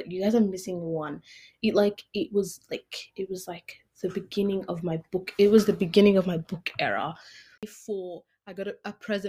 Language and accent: English; Australia; I am Australian. I have an Australian passport.